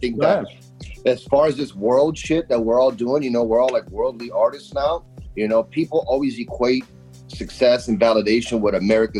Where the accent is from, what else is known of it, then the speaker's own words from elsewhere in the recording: Orlando, Florida, United States; also born or lived in Brazil; me and Joey, man, we grew up in Orlando, Florida.